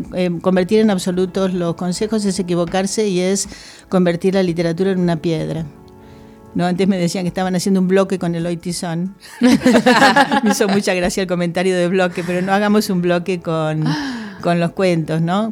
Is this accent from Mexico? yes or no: no; Argentina; now in Spain